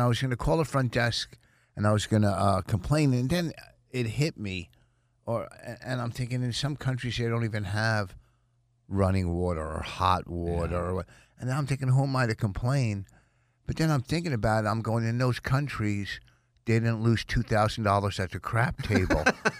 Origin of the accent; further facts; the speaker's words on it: New Jersey, United States; From Jersey.